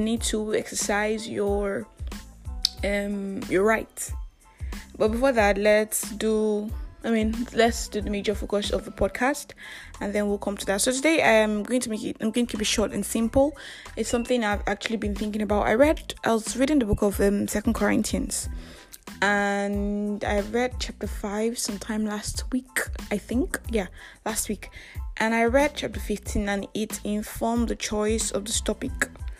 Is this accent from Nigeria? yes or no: yes; Nigeria; I am that Nigerian Christian talk colleague